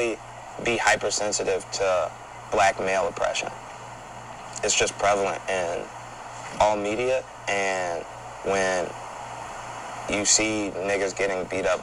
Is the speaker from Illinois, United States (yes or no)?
yes; Chicago, Illinois, United States; I'm from Chicago